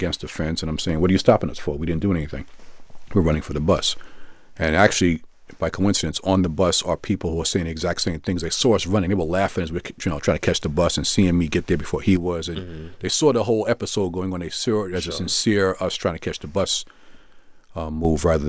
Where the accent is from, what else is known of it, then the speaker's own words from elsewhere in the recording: New York City, New York, United States; I'm a Brooklynite, born and raised in Brooklyn, still live in Brooklyn now